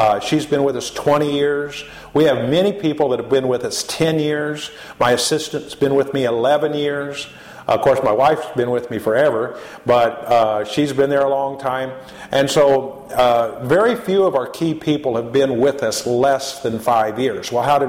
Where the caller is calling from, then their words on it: United States; we're calling in from America to East Africa